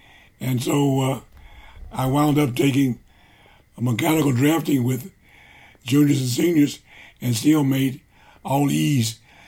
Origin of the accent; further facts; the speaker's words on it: Columbia, Missouri, United States; also born or lived in Olive Branch, Illinois; And so that's where I was born. But I was raised mostly in Columbia.